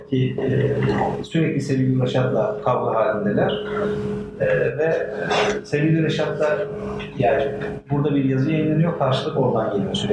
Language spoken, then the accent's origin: Turkish; Turkey; E, biz Türk'üz, Müslümanız e, ve aynı zamanda modernleşmek istiyoruz.